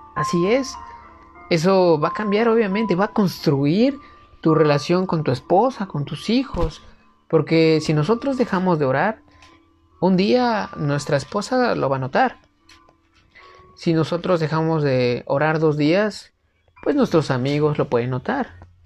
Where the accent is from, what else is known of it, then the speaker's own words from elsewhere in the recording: Mexico; en mi país, por ejemplo en México